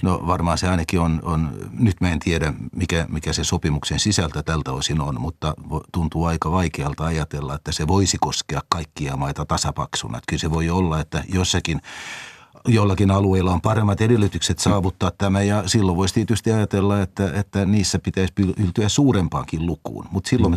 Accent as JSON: {"language": "Finnish", "country": "Finland", "said": "minun ikäisillä suomalaisilla"}